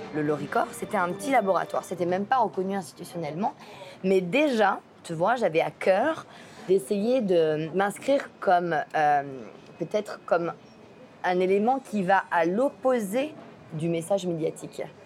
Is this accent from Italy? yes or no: no; Provence-Alpes-Côte d'Azur, France; moved away; je viens pas du lac Saint-Jean, je viens de France, je viens de la Côte d'Azur